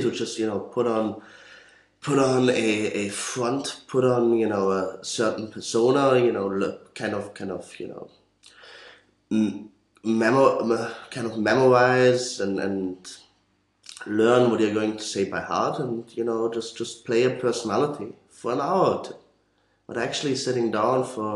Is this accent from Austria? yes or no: yes; Austria; also born or lived in Vienna; I'm from Austria, studying